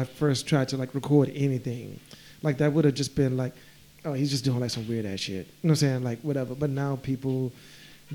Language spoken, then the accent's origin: English; Macon, Georgia, United States; moved away as an adult; also born or lived in Atlanta, Georgia; now in Berlin, Germany; Macon, Georgia.